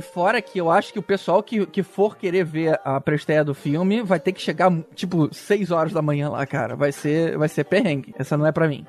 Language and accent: Portuguese; São Paulo, Brazil; sou de São Paulo e moro pertinho da CCXP